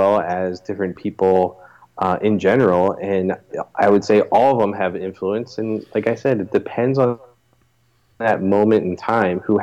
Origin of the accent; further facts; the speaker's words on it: Philadelphia, Pennsylvania, United States; now in Chester Springs, United States; I was born in Philadelphia, Pennsylvania.